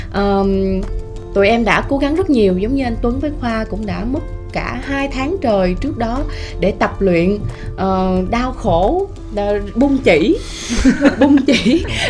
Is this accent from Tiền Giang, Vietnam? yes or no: yes; Tiền Giang, Vietnam; born or raised there; moved away